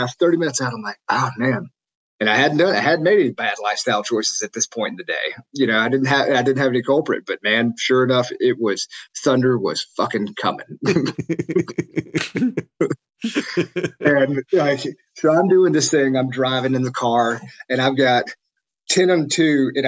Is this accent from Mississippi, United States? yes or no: yes; Jackson, Mississippi, United States; I grew up in in Jackson, Mississippi, and then in the suburbs.